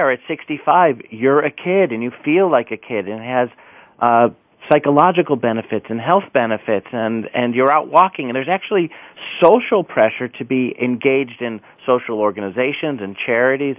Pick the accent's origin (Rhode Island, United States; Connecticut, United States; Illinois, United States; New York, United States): Illinois, United States; Chicago; I'm from the Midwest. I'm from Chicago, which is a great, vital city